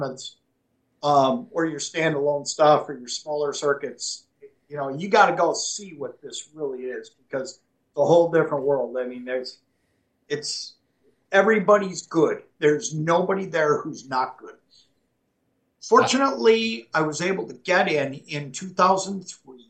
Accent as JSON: {"language": "English", "town": "Anoka", "region": "Minnesota", "country": "United States", "tie": "born or raised there", "said": "I grew up in Anoka, Minnesota, and that is a really unique place"}